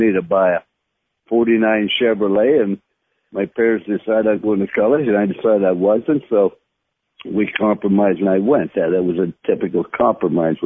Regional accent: Follansbee, West Virginia, United States; I was born in Fallensby, West Virginia, a little town, and predominantly Catholic

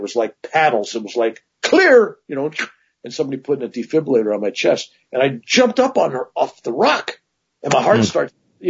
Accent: Ireland; But the truth of the matter is, being Irish, a large cobra snake is a large cobra snake, right?

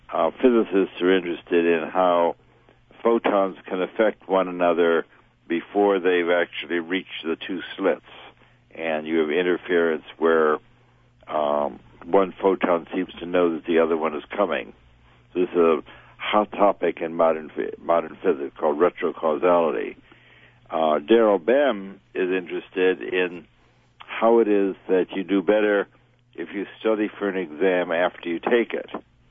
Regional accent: New York City, New York, United States; Well, I got involved in ESP growing up in New York City, where I was interested in stage magic.

